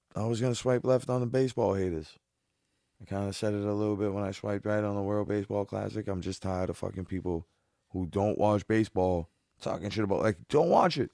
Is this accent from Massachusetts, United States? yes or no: yes; Boston, Massachusetts, United States; I'm from Boston